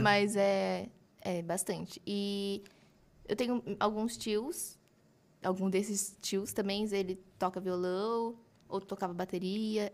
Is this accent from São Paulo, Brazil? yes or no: yes; Mogi das Cruzes, São Paulo, Brazil; eu sou de Mogi das Cruzes, hum, tenho 20 anos